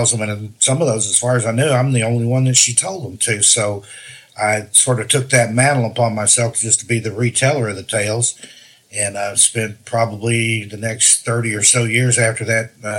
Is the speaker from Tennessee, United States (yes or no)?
yes; Tennessee, United States; that's where I grew up